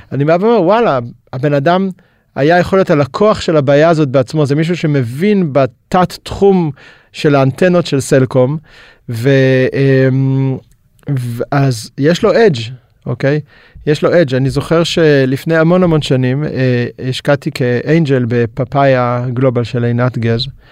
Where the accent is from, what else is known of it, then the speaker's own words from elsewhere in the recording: Israel; למדנו גם כישראלים, גם למכור וגם לשווק בינלאומית